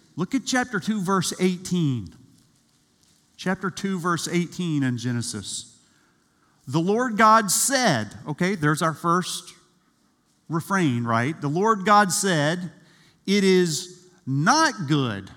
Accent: South Georgia, United States; I grew up in South Georgia

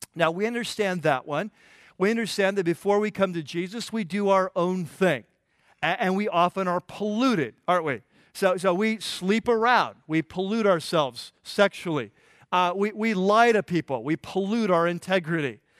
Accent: United States; as American Christians

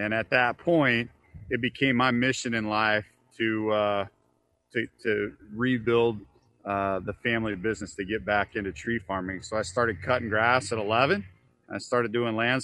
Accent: Kansas City, United States; Born and raised in Kansas City.

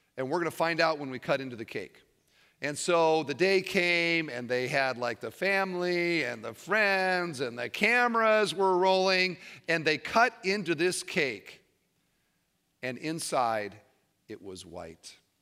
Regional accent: Iowa, United States; moved away as an adult; now in Indiana, United States; I've lived in Indiana for twenty-five years, but I grew up in Iowa.

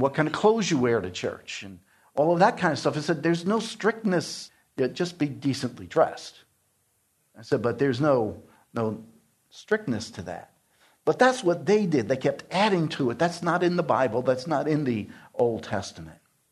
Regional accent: New York City, New York, United States; I grew up in New York City

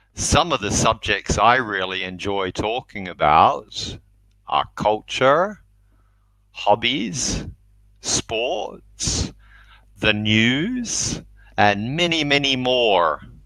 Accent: New Zealand; I'm from New Zealand.

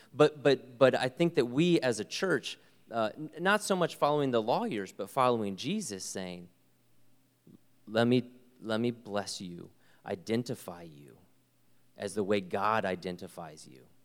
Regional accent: United States; I am so privileged to be an American

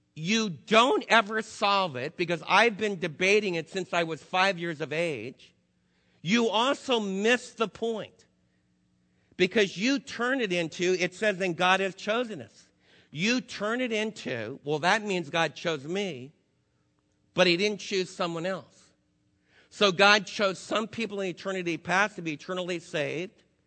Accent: United States; as American believers

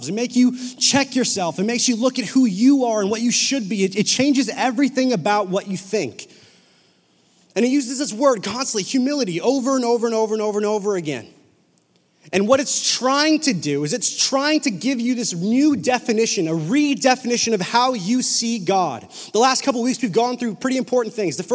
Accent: Whalley, British Columbia, Canada; I grew up in Whalley, super ghetto elementary school.

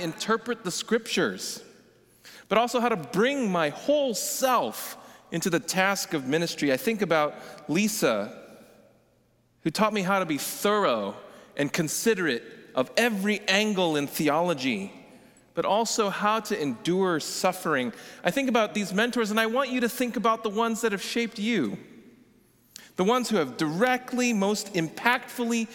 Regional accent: Oklahoma, United States; our little house in Oklahoma had an intercom

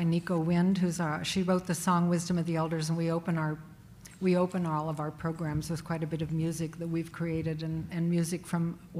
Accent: Alaska, United States; now in Oregon, United States; I'm Deghatan Dene from Alaska. Some call us Alaskan Athabascans. We also call ourselves the Caribou people.

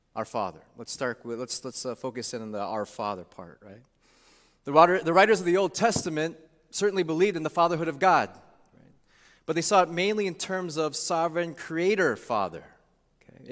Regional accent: Chicago, Illinois, United States; also born or lived in St. Louis, Missouri; now in Chicago, United States; being away from my hometown, Chicago, for almost twenty years

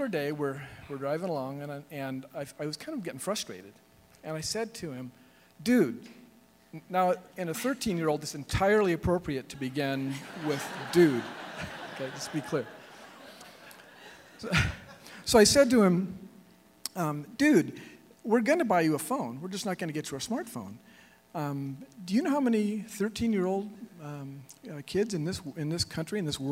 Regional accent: Southern California, United States; moved away as an adult; now in Seattle, United States; we grew up in Southern California. We grew up down here, and so we love this weather. So we moved to Seattle a little over 20 years ago

